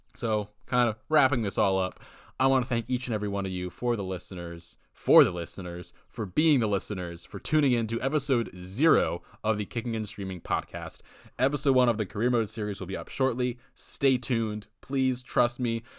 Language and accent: English; United States; I'm an American